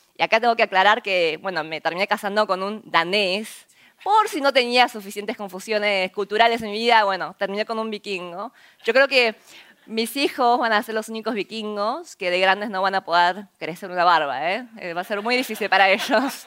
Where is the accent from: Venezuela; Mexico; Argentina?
Argentina; Spanish is a second language; moved away; also born or lived in South Korea / United States; Crecí en Argentina